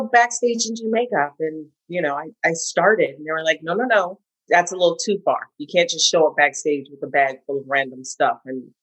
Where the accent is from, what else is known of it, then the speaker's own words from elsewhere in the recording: Los Angeles, California, United States; moved away as an adult; also born or lived in New York; I'm born and raised